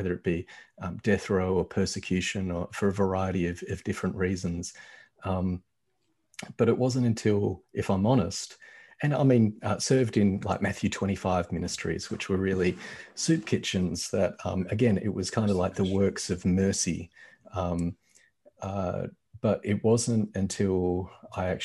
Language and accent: English; Australia; I grew up in Australia, and I grew up white in Australia